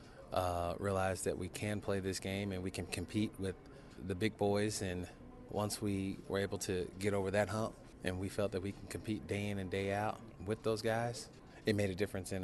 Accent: Donora, Pennsylvania, United States; a guy from Denora, Pennsylvania

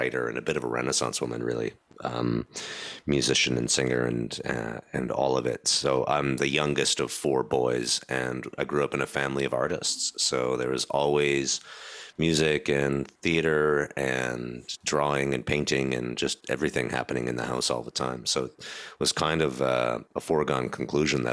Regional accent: Stratford, Ontario, Canada; moved away as an adult; also born or lived in Toronto, Ontario; I came back to my hometown of Stratford

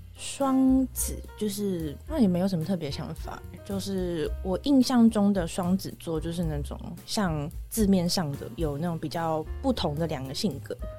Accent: Taichung, Taiwan; also born or lived in Taipei / Hualien; 我在台北出生之后住过花莲，然后住过台中

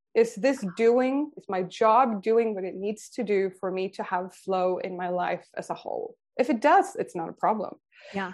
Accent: Sweden; also born or lived in San Francisco, United States; now in Australia; I grew up in Sweden

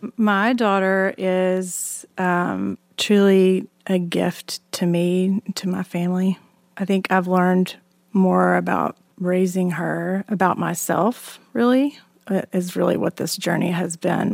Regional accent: Alabama, United States; born or raised there; moved away

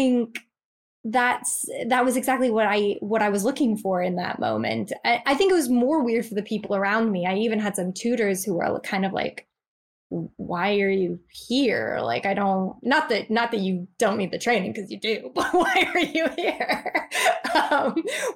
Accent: United States; moved away as an adult; now in England; I'm American

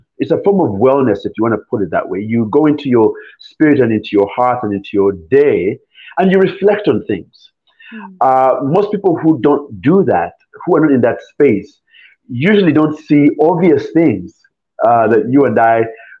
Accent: Nairobi, Kenya; moved away as an adult; also born or lived in Uganda / Philadelphia, United States; now in United States; I grew up in Nairobi then left to come to the U.S. to go to school, and where I landed into Philadelphia.

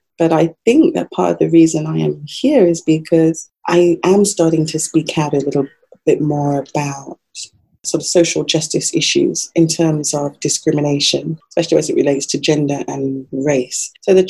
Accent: England, United Kingdom; I remember growing up in England, we had quite a strong like Jamaican community around us, my parents.

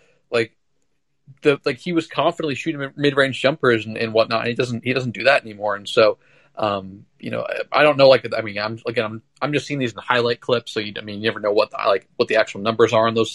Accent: Portland, Oregon, United States; I'm from Portland, and there's a big tournament over the Christmas, kind of the winter break, called the Les Schwab Invite

